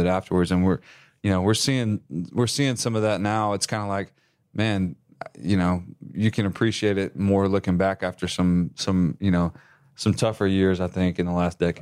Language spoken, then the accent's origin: English; West Texas, United States; moved away; I'm originally from West Texas.